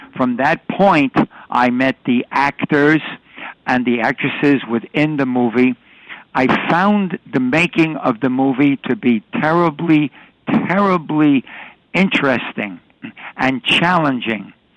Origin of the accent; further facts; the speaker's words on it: New York City, New York, United States; I was born and raised in New York City